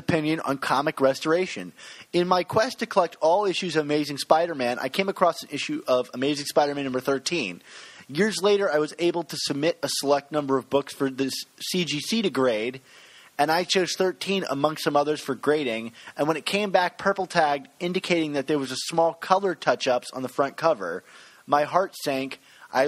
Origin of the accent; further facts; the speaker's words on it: Maryland, United States; accent: Maryland; my Maryland accent